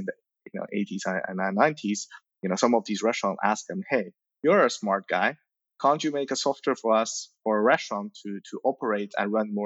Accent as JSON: {"language": "English", "country": "Belgium", "tie": "born or raised there", "also_born_or_lived": "Shanghai, China", "said": "born in Shanghai, you know, in 85, you know, so the Cultural Revolution era, you know, at a very young age, you know, I moved to Belgium"}